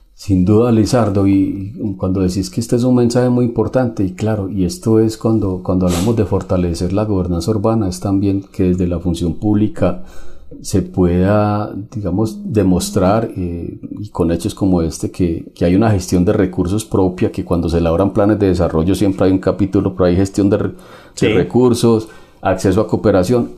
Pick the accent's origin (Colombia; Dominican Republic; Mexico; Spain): Colombia; Nosotros los colombianos